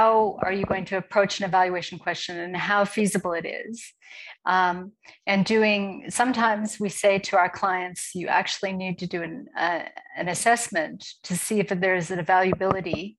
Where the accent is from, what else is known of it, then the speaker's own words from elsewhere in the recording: United States; moved away as an adult; now in Johannesburg, South Africa; I am actually an American, but I'm based in Johannesburg, South Africa.